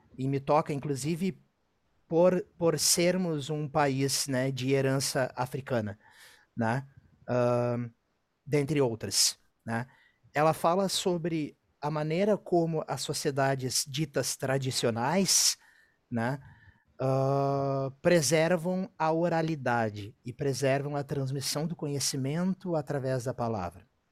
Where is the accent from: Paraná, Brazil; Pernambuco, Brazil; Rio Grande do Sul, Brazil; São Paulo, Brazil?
Rio Grande do Sul, Brazil; foi a primeira vez que eu saí do Rio Grande do Sul